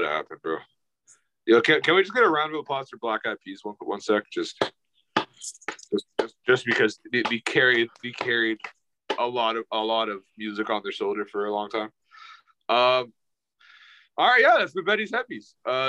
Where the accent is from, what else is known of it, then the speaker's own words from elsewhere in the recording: New York City, New York, United States; I am from Harlem